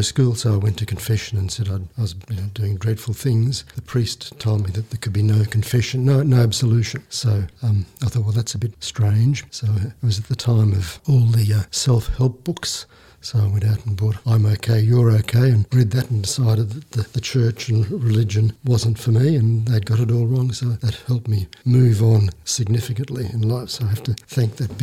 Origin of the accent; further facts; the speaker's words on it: Brisbane, Queensland, Australia; I was born in Brisbane, Queensland in 1951